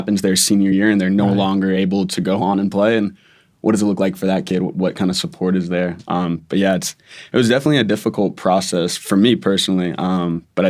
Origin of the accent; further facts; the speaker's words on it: New England, United States; I'm from New England originally